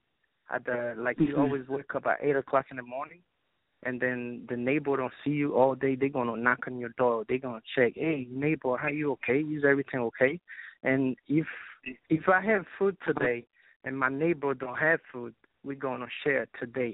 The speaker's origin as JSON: {"language": "English", "country": "Haiti", "tie": "born or raised there", "moved": "yes", "lives_now": "New Jersey, United States", "said": "growing up in Haiti"}